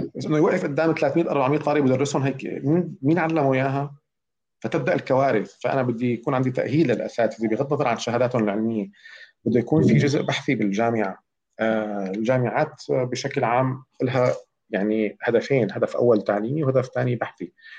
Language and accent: Arabic; Syria; moved away; انا مواطن سوري